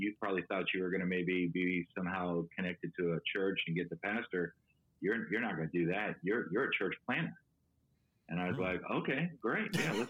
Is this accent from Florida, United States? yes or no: yes; Miami, Florida, United States; also born or lived in Tallahassee, Florida; now in Atlanta, United States; I'm originally from Miami, Florida, kind of raised Anglican Catholic, hear the gospel at the age of 20. My family had relocated from Miami to Tallahassee, Florida.